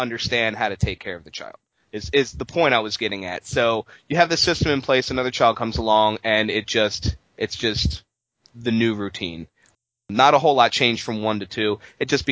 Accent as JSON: {"language": "English", "town": "Baltimore", "region": "Maryland", "country": "United States", "said": "I'm from Baltimore."}